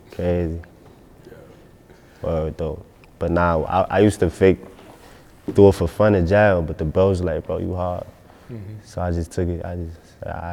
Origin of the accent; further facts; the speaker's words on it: New York City, New York, United States; I'm from Bergen and Nordstrom, Crown Heights